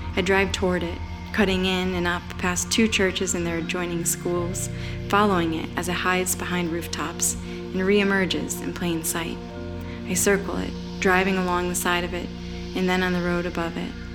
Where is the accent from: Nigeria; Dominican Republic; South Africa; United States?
United States; Scranton, Pennsylvania; moved away; my hometown of Scranton, PA